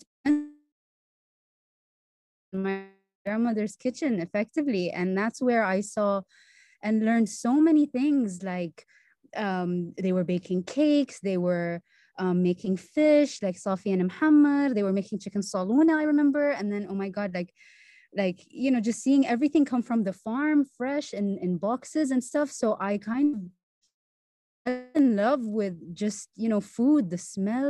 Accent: Bahrain; born and raised in Bahrain

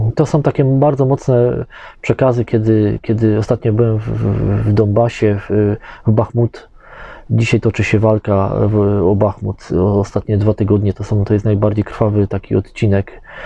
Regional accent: Poland; mówimy, że z Polski

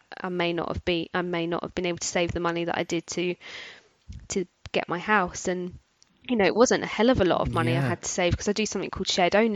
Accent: London, United Kingdom; now in Bedfordshire, United Kingdom; I'm from South London originally, and I've moved where I am now, which is Bedfordshire

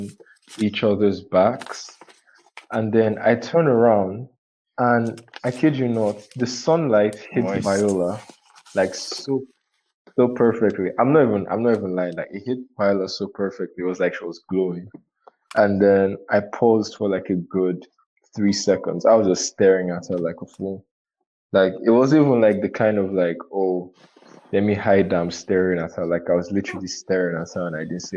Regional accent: Nigeria; I'm Nigerian.

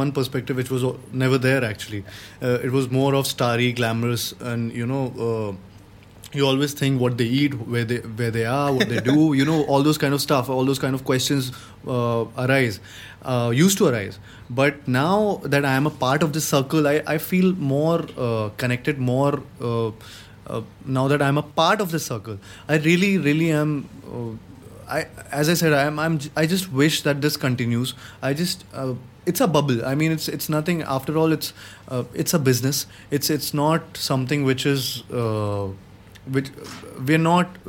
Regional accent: Gwalior, Madhya Pradesh, India; moved away as an adult; now in Mumbai, India; I had gone to Gwalior, my hometown

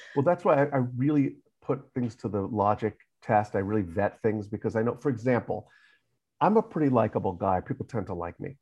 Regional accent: New York, United States; Mostly New York

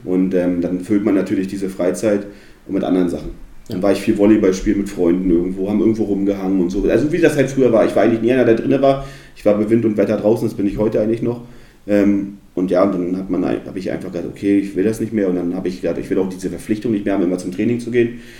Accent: Neustrelitz, Mecklenburg-Vorpommern, Germany; also born or lived in Suhl, Thuringia / Perleberg, Brandenburg; Und dann sind wir ja, ins beschauliche Neustrelitz gezogen

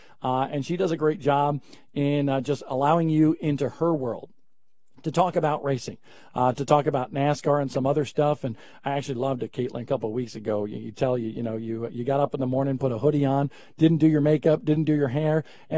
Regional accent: Northeast, United States; I'm from the Northeast.

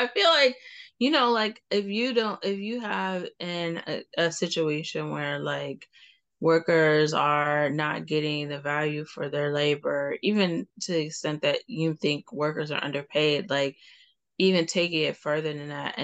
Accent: Cleveland, Ohio, United States; I'm from Cleveland

